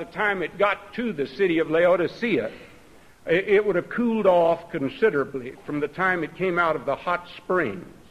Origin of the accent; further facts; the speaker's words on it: Texas, United States; I grew up out in Texas